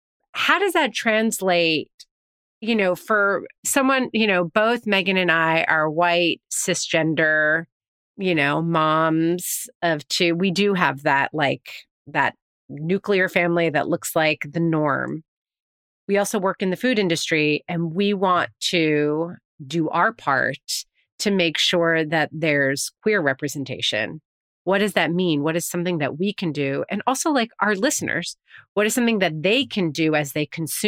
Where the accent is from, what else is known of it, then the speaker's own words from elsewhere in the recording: New York, United States; Yes. I am from New York. That is true. It's hard to have a family of four here.